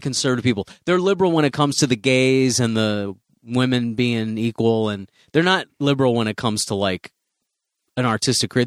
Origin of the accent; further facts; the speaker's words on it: Chicago, Illinois, United States; moved away; also born or lived in Central Florida; I'm from Chicago